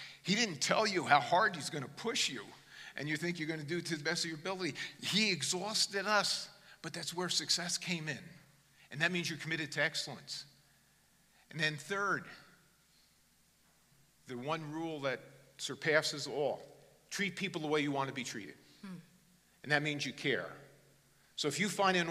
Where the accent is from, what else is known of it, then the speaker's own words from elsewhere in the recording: New Jersey, United States; Born in God's country, New Jersey. I'm an American